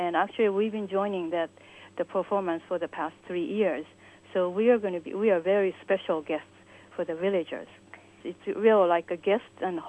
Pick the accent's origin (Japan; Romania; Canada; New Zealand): Japan; English is a second language; I was born and raised in Japan.